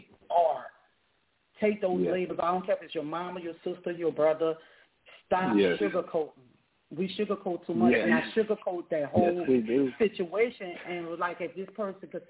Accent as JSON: {"language": "English", "region": "Louisiana", "country": "United States", "tie": "born or raised there", "also_born_or_lived": "South Dallas, Texas", "moved": "yes", "lives_now": "Dallas, United States", "said": "although I'm born and raised in Louisiana, I've been out here 17 years, I rep Bond Farm, South Dallas"}